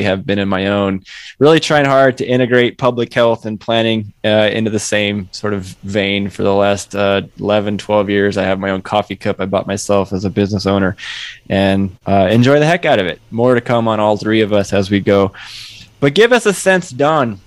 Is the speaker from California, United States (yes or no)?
yes; Southern California, United States; moved away as an adult; also born or lived in Eastern Washington; Grew up, born and raised in the SoCal region